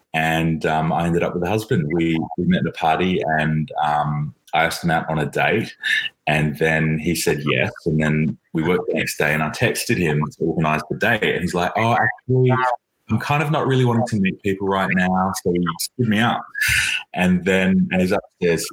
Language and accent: English; Australia; moved away as an adult; now in London, United Kingdom; When I was growing up in Australia